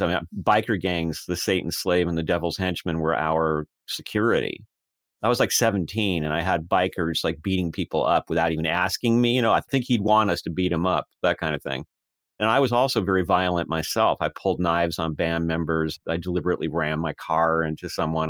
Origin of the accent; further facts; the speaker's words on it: United States; I spoke with an accent, even though I was born in America, when I was a child.